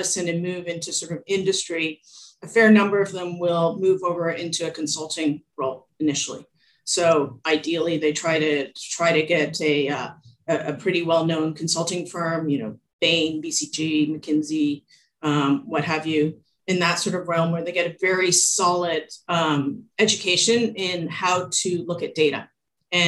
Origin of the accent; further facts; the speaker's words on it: Toronto, Ontario, Canada; I was born in Canada, in Toronto